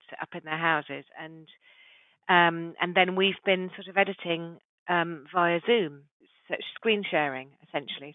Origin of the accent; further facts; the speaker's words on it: Saffron Walden, East of England, United Kingdom; also born or lived in Yorkshire; I grew up in Saffron Walden in Essex